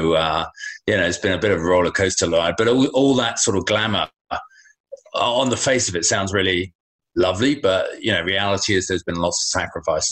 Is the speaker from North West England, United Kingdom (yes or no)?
no; Folkestone, South East England, United Kingdom; moved away as an adult; also born or lived in London; I left my hometown down in Folkestone, Kent.